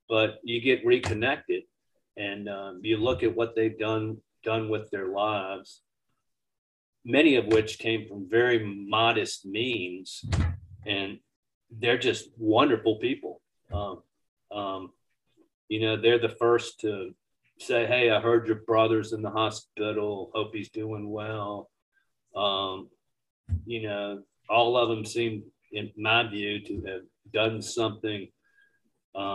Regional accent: Warsaw, Virginia, United States; now in Richmond, United States; about Warsaw and growing up in the Northern Neck

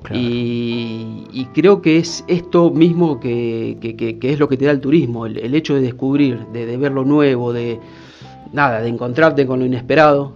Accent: Mar del Plata, Buenos Aires Province, Argentina; moved away as an adult; also born or lived in Lincoln, Buenos Aires; now in Salta, Argentina; yo soy marplatense, en realidad nací en Lincoln, provincia de Buenos Aires, pero de muy chico, por una cuestión familiar, eh, crecí en Mar de Plata

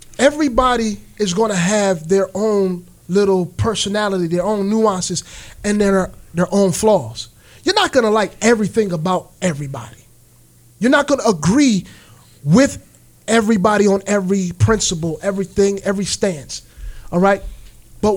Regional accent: United States; we as American citizens

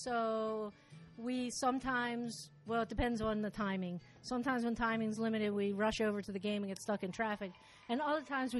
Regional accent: Barrington, New Jersey, United States; from Barrington, New Jersey, which is just right outside Philadelphia.

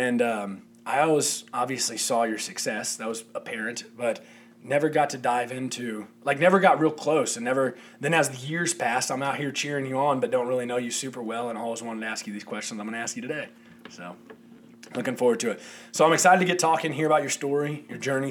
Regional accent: St. Joseph, Missouri, United States; I'm from St. Joseph, Missouri, just north of Kansas City.

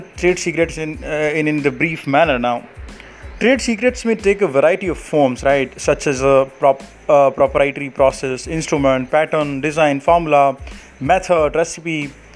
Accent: Jodhpur, Rajasthan, India; I'm from Jodhpur, Rajasthan

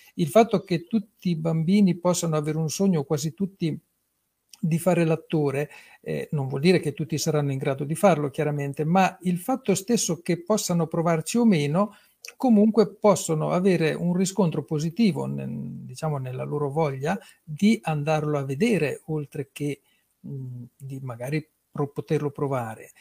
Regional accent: Fossombrone, Marche, Italy; sono di Fossombrune

